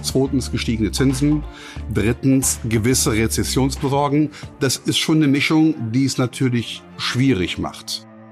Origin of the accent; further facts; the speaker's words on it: Cologne, North Rhine-Westphalia, Germany; ich bin äh, in Köln geboren 1964